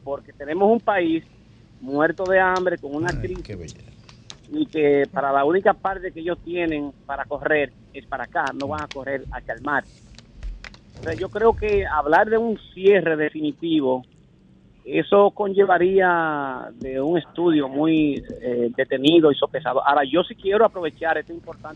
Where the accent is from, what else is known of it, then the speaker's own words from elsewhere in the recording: Dominican Republic; yo en realidad como fronterizo, como abogado que conozco un poco la ley, como legislador